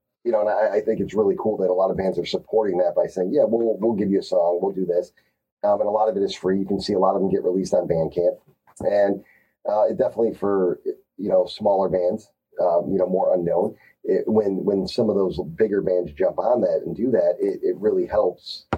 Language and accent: English; Chicago, Illinois, United States; We grew up in Chicago in the 90s